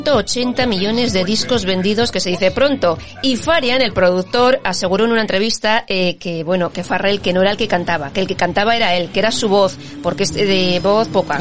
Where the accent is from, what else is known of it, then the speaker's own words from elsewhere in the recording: Santurtzi, Basque Country, Spain; hasta en Santurce, las fiestas de mi pueblo